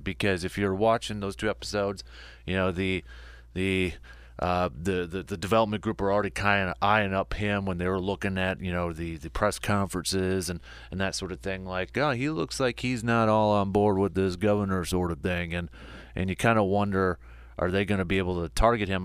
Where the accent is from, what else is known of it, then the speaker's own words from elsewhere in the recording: Medford, Wisconsin, United States; my hometown of Medford